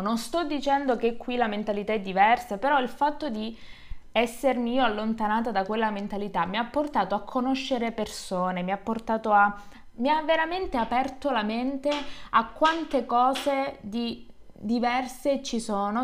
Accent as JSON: {"language": "Italian", "region": "Calabria", "country": "Italy", "moved": "yes", "said": "sono tornata giù, in Calabria, in un paesino sperduto dove nel mio paese e nel paese che fa provincia, perché il mio è un comune piccolo"}